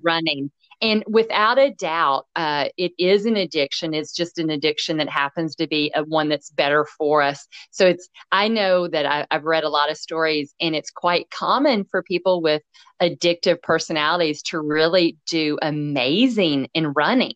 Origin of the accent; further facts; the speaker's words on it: Nashville, Tennessee, United States; now in Nova Scotia, Canada; I'm from Nashville, Tennessee